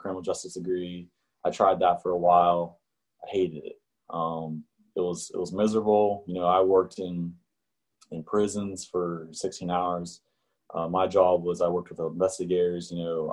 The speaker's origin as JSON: {"language": "English", "town": "Wheeling", "region": "West Virginia", "country": "United States", "tie": "born or raised there", "said": "I was born and raised in West Virginia. And more specifically, I was from Wheeling, which is like the northern panhandle"}